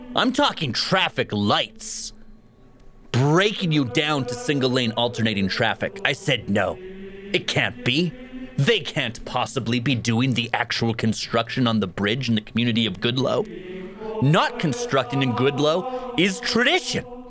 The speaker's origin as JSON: {"language": "English", "town": "Grimshaw", "region": "Alberta", "country": "Canada", "tie": "born or raised there", "moved": "yes", "lives_now": "Fort St. John, Canada", "said": "Growing up in Grimshaw, Alberta, I was a member of a running club"}